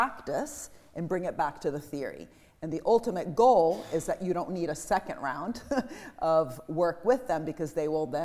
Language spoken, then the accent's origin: English; Italy; I'm from Italy